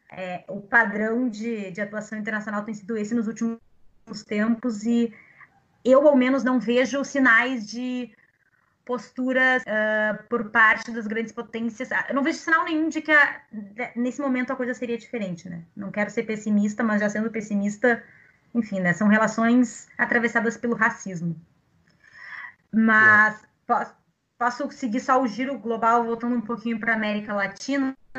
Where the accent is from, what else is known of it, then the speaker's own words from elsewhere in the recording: Brazil; Nós somos brasileiros